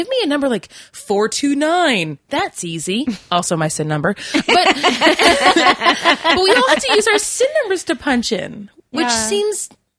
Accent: Quebec, Canada; I'm from Quebec.

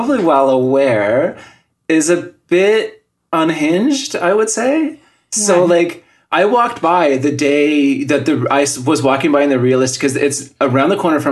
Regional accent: Yukon, Canada; moved away; also born or lived in Terrace, British Columbia; I was born in Terrace, British Columbia, and then we moved to the Yukon in, like, the late 1980s

